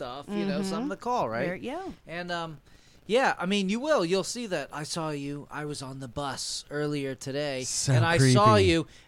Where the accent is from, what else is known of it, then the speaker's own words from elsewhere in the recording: Davidsonville, Maryland, United States; I'm from a little rural area called Davidsonville, Maryland